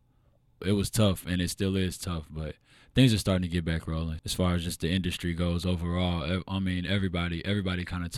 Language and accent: English; Elyria, Ohio, United States; also born or lived in Oberlin, United States / Lorain, United States; Man, I was born in small town Lorain County, Ohio, Steel City. I'm originally from Elyria, but I lived in Oberlin. I lived in Lorain, kind of all over that small area.